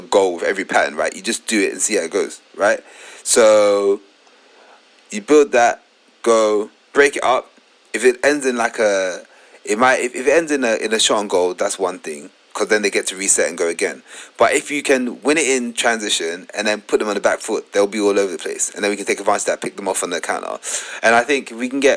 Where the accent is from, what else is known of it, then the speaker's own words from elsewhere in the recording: London, United Kingdom; I grew up in Tottenham